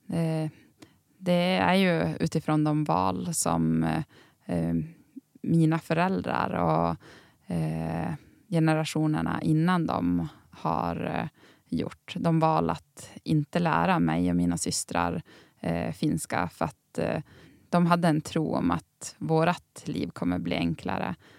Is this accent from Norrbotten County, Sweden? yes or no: yes; Tärendö, Norrbotten County, Sweden; under uppväxten i Tärendö